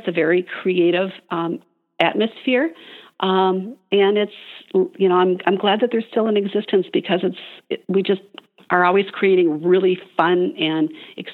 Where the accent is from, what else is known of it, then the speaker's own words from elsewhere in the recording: Midwest, United States; I'm from the Midwest